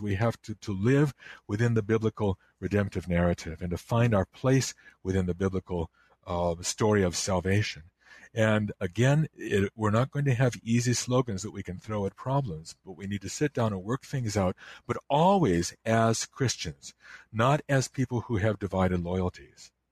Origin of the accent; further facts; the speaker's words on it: Chicago, Illinois, United States; I grew up in the Chicago area, and, um, I, I lived in DuPage County